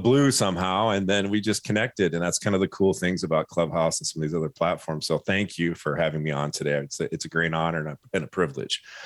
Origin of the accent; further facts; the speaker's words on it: Michigan, United States; I grew up in Michigan